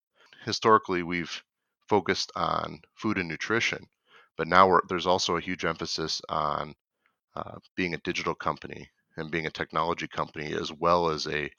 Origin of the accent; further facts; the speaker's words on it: Michigan, United States; now in Twin Cities, United States; So I was raised in Michigan, and I moved to the Twin Cities in Minnesota to actually work at Cargill about 5 years ago now.